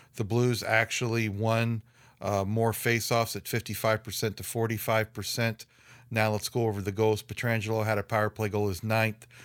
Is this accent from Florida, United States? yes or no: no; Highland, Illinois, United States; My hometown of Highland, Illinois